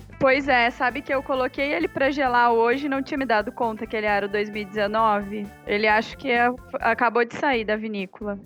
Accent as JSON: {"language": "Portuguese", "region": "Paraná", "country": "Brazil", "moved": "as an adult", "lives_now": "Porto Alegre, Brazil", "said": "Eu sou paranaense e eu moro aqui em Porto Alegre há cinco anos"}